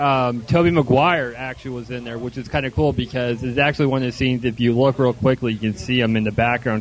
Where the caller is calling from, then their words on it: Melbourne, Victoria, Australia; Calling from Melbourne.